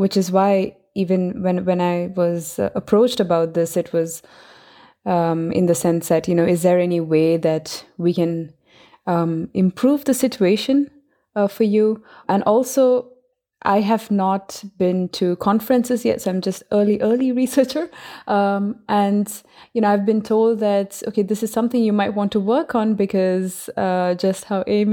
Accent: India; I'm from India. The culture that I grew up in is one where there's very strict hierarchy.

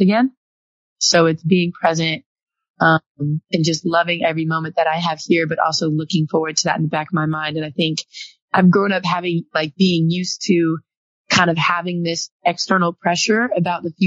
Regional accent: the Bay Area, California, United States; I'm from the Bay

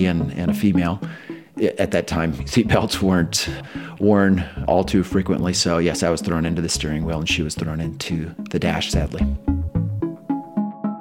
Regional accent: Waverly, Iowa, United States; I grew up in Waverly, Iowa

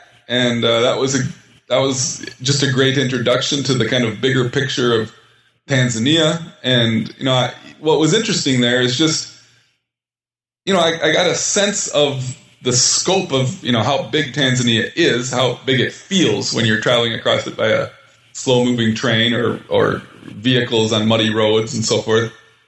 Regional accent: Minnesota, United States; I grew up in Minnesota.

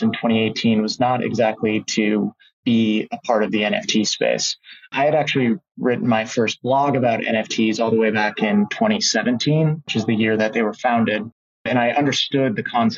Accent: Fargo, North Dakota, United States; moved away as an adult; now in Nebraska, United States; I'm originally from Fargo, North Dakota

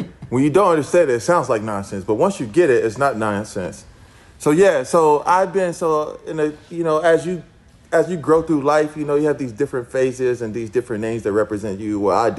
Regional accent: Houston, Texas, United States; moved away as an adult; also born or lived in Chicago / Los Angeles; We just moved back to Houston, actually. So I'm back in my hometown.

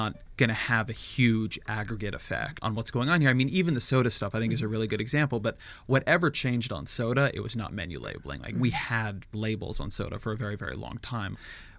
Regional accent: California, United States; As a Californian

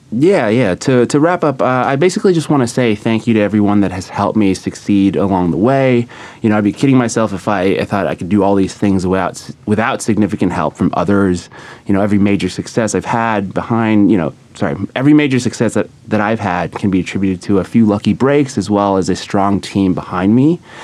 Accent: San Diego, California, United States; now in New York, United States; I'm from San Diego, California

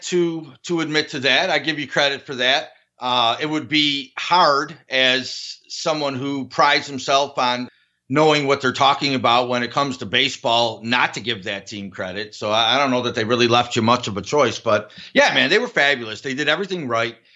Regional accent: Buffalo, New York, United States; my hometown team

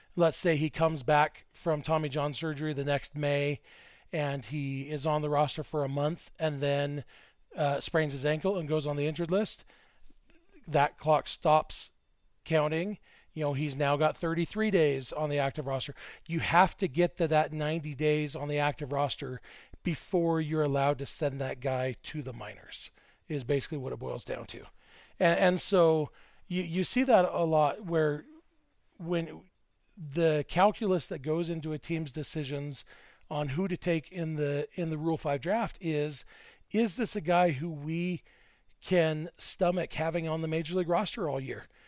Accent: Lake Elsinore, California, United States; Lake Elsinore, my hometown

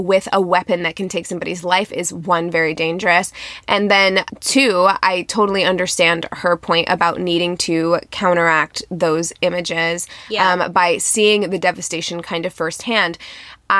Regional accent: Midwest, United States; I'm from the Midwest.

